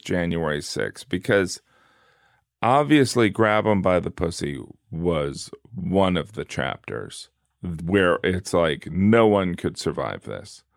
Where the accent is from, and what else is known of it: the Rust Belt, small town in the Midwest, United States